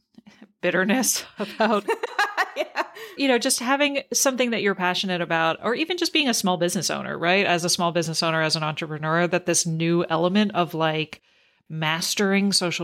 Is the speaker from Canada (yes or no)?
yes; Canada; growing up in Canada and learning French